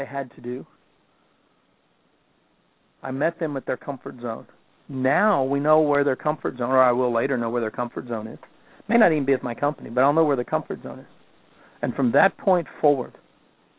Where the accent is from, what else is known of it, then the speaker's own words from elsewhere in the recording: the South, United States; I'm from the South